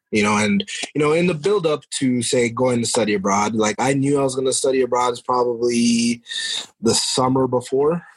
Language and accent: English; New Mexico, United States; I was born and raised in New Mexico